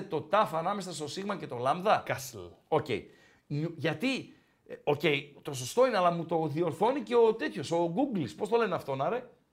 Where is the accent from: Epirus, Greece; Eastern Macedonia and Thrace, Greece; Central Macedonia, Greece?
Eastern Macedonia and Thrace, Greece; Komotini area; moved away; από Κομωτινή, από τα μέρη μου